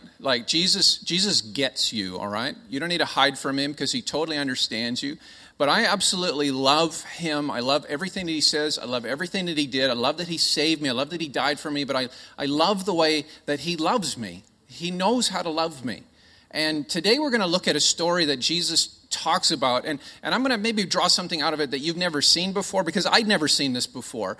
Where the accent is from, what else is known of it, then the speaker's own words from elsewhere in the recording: Canada; accent: Canadian; now in Australia; I'm not from here. I am Canadian by birth